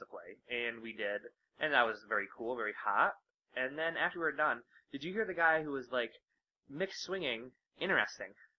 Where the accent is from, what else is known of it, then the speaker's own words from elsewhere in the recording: Michigan, United States; We're from Michigan